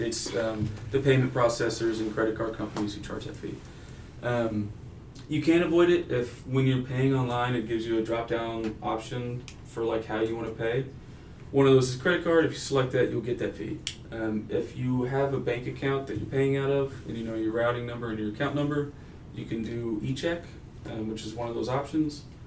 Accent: Denton, Texas, United States; also born or lived in Pueblo, Colorado; I grew up in Denton, Texas

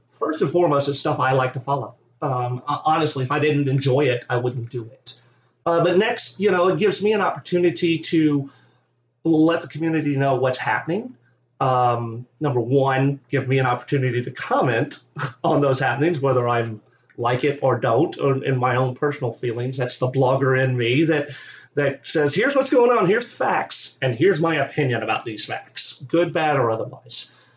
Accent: Tennessee, United States; now in Maryland, United States; I'm originally from Tennessee. I was born and raised, you know, in Tennessee.

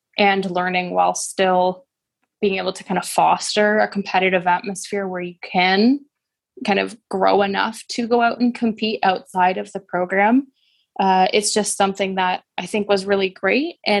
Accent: Oakville, Ontario, Canada; I'm from Oakville, Ontario, and it was a really lovely place to grow up

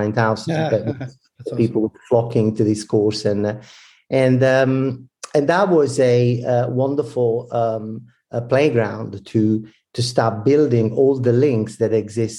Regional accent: Italy; accent: Italian; English is a second language; moved away as an adult; also born or lived in New York / Toronto / Milan; now in Victoria, Canada; I'm Italian, as you might probably detect from my accent. But I moved to Northern America 16 years ago

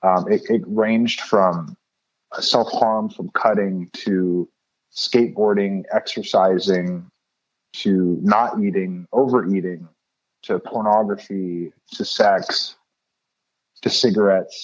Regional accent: Los Angeles, California, United States; now in Oakland, United States; I was born and raised in Los Angeles, California. I currently live in Oakland in the Bay Area.

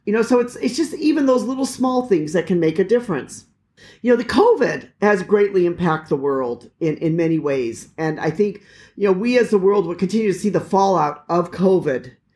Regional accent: United States; moved away; as an American

